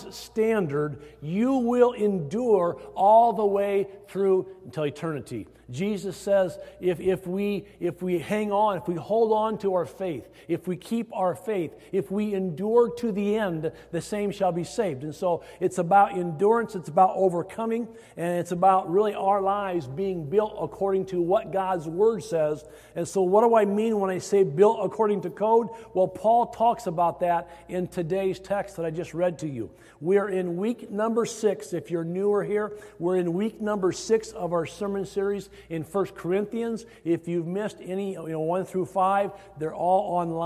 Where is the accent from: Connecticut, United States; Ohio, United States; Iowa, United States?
Iowa, United States; moved away; growing up in Iowa